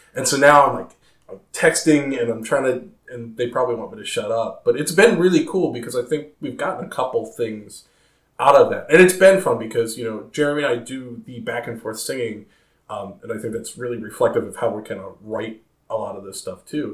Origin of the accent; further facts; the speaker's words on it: Maryland, United States; also born or lived in Chicago, Illinois; I'm originally from Chicago. I, I moved here uh, in the, the very early '90s. Um, my so all my formative years were, were here in Maryland